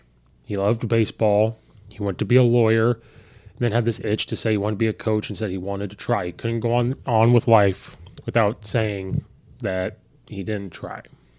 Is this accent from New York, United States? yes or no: no; Illinois, United States; I'm from Illinois. I'm an Illinois fan, of course.